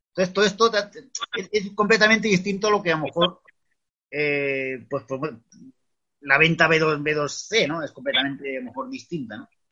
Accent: Extremadura, Spain; moved away; also born or lived in Madrid; he vuelto lo que es a la tierra, a mi tierra, que es Extremadura

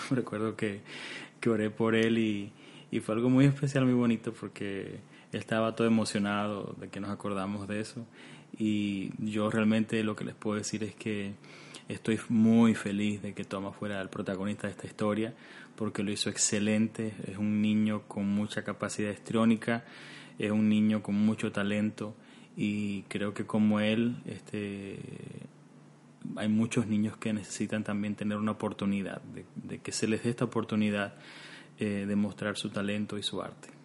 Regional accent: Cuba; now in Canada; nosotros venimos de Cuba y Cuba también es un país que actualmente en estos momentos vive una situación muy difícil y específicamente en los años de mi preadolescencia, en esos años, años 90, eh, recuerdo que vivíamos una situación muy tensa en casa

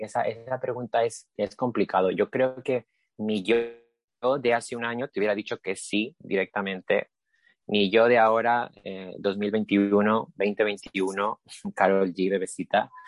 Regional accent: Lima, Peru; now in Spain; en Lima, que es donde soy, soy de Perú

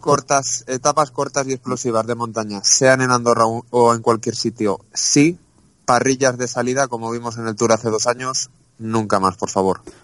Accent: Castellón, Valencian Community, Spain; yo soy de Castellón, defiendo mi provincia

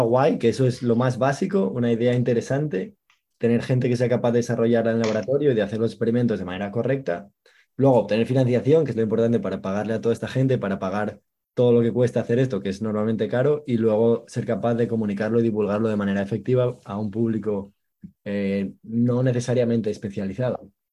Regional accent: Asturias, Spain; yo soy de Asturias

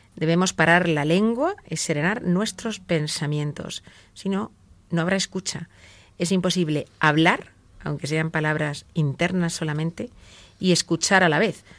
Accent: Spain; como los españoles decimos

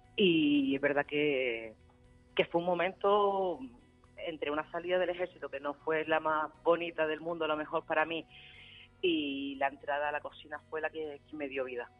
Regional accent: La Aldea de San Nicolás, Canary Islands, Spain; moved away as an adult; volver a mi pueblo, de, de poder arrancar mi, mi ilusión en, eh, en el pueblo donde me he criado

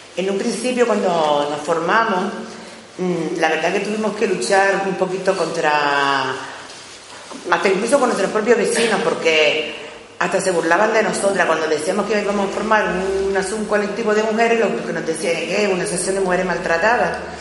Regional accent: Bañadero, Canary Islands, Spain; nosotros venimos del pueblo de Bañadero, Bañadero está cerquita de, aquí de, la capital, de las Palmas de Gran Canaria

